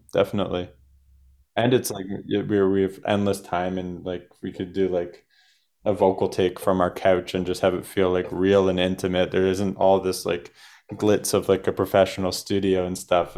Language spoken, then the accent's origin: English; Canada; we're from Canada